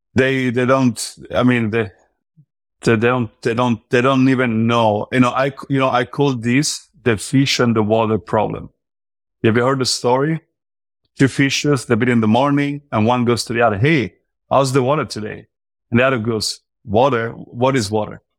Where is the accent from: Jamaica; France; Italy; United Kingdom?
Italy; now in United States; now I live in the U S, but I'm from Europe, I'm from Italy